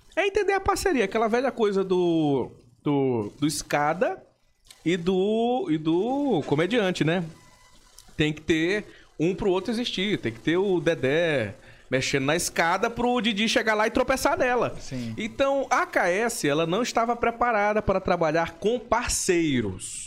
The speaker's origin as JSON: {"language": "Portuguese", "town": "São Luís", "region": "Maranhão", "country": "Brazil", "tie": "born or raised there", "also_born_or_lived": "Imperatriz, Maranhão", "said": "Eu nasci em Imperatriz, no Maranhão"}